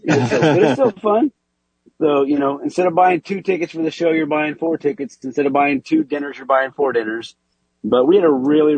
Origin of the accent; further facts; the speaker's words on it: Indiana, United States; I was made in the Indiana area. I'm from Indiana.